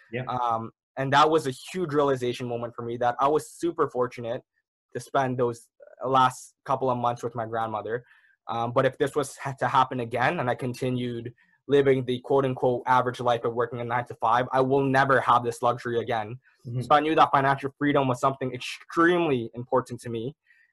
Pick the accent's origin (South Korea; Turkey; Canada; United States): Canada; Toronto, Ontario; I was born and raised in the Malvern area. So that's kind of a little neighborhood down in Toronto.